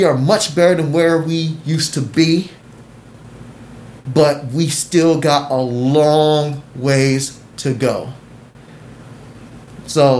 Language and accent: English; United States; I love being American